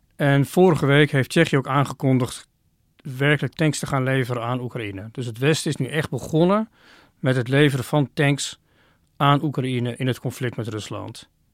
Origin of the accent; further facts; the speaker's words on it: Oirschot, North Brabant, Netherlands; moved away; Ik heb in mijn kindertijd een aantal jaren in Oorschot gewoond.